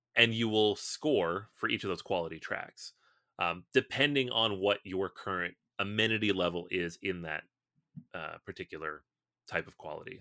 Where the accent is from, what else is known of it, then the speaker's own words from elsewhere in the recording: Seattle, Washington, United States; I'm from Seattle